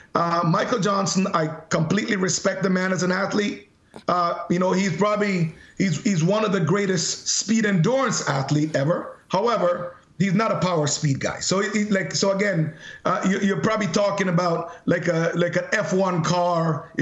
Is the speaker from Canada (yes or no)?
yes; Canada; I'm representing Canada. I'm Canadian. I'm a proud Canadian.